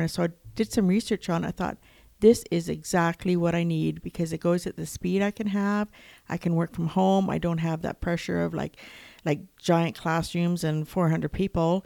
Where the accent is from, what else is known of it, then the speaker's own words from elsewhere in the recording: Lethbridge, Alberta, Canada; I am from Lethbridge